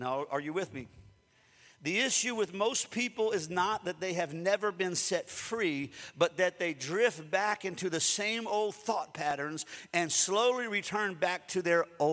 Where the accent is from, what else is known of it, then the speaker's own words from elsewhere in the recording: Springfield, United States; growing up in Springfield because I had dogs all the time